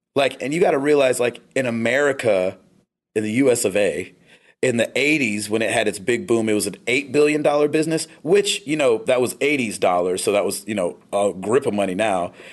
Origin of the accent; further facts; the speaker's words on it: United States; I'm so American